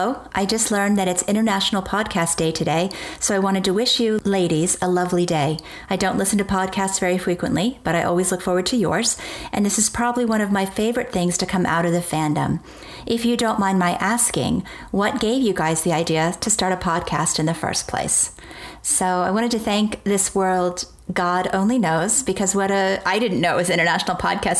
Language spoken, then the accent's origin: English; East Coast of the United States, United States; I am from the East Coast of the United States.